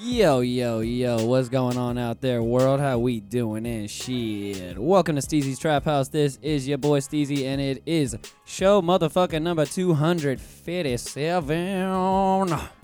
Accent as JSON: {"language": "English", "town": "Pensacola", "region": "Florida", "country": "United States", "tie": "born or raised there", "also_born_or_lived": "Orlando, Florida", "said": "I'm originally from Pensacola"}